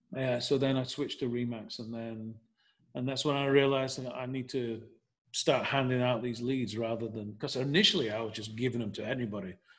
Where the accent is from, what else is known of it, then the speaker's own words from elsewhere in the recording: Leeds, Yorkshire and the Humber, United Kingdom; moved away as an adult; now in Nashville, United States; I'm from England, from Leeds. And um, long story short, as I m- moved to America in 1990